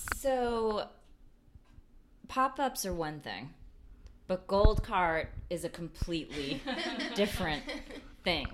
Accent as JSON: {"language": "English", "region": "New England", "country": "United States", "tie": "born or raised there", "moved": "yes", "lives_now": "Richmond, United States", "said": "Moxie is a beverage that I grew up with in New England"}